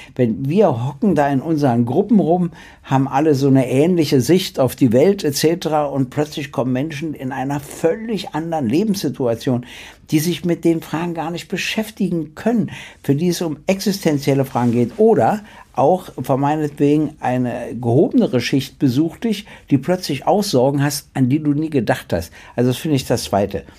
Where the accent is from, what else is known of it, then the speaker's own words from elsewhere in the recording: Berlin, Germany; sage ich als Berliner